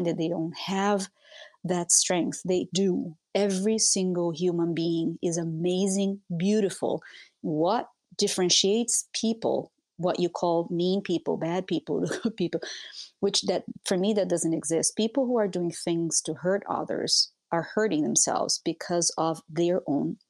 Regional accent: Brazil; moved away as an adult; also born or lived in Europe / Minnesota; now in United States; I'm a Brazilian. I grew up in Brazil. I moved to the US when I was 29 years old

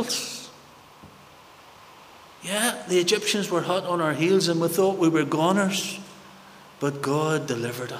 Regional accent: Belfast, Northern Ireland, United Kingdom; Growing up in North Belfast, many of my friends died during the paramilitaries, during the times

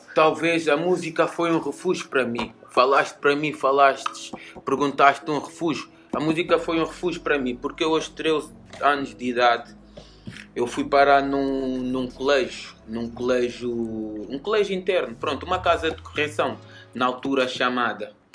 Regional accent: Linha de Sintra, Lisbon, Portugal; also born or lived in Almada, Portugal / London, United Kingdom; Proveniente da linha de Sintra, mas nasci em Almada, nasci em Setúbal, no Pragal, nasci na Margem Sul do teste, mas fui para a linha muito cedo

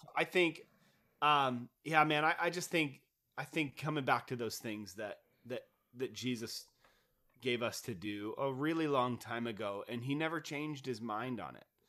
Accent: Kent, Washington, United States; I grew up in Kent

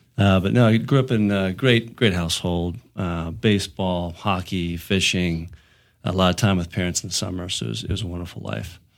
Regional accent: Ligonier, Pennsylvania, United States; moved away as an adult; now in Colorado, United States; I grew up in southwestern Pennsylvania. I grew up in a small town called Ligonier.

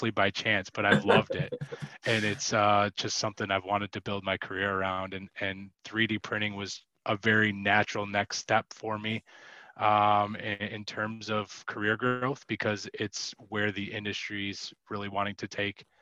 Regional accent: Western New York, United States; also born or lived in Chicago; I'm from Western New York. So I've been living here for about the last 12 years

